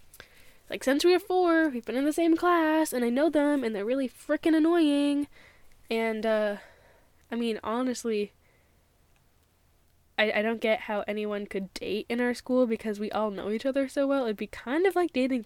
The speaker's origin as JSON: {"language": "English", "country": "United States", "tie": "born or raised there", "also_born_or_lived": "Thailand", "said": "So we moved, just me and her, to the States because her aunts lived there"}